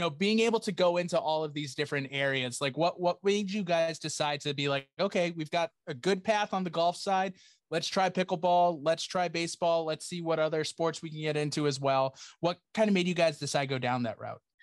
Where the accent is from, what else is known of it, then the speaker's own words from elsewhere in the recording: Attleboro, Massachusetts, United States; I grew up in Attleboro